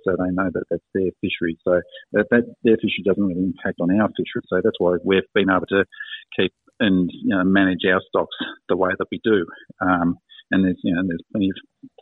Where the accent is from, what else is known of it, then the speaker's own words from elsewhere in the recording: Geelong, Victoria, Australia; also born or lived in Tasmania; I grew up in Geelong